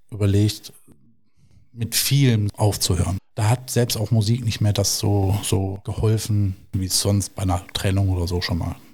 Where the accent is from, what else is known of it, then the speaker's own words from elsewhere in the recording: Duisburg, North Rhine-Westphalia, Germany; Also ich komme gebürtig aus Duisburg, aber bin dann wieder zurück in die Heimatstadt.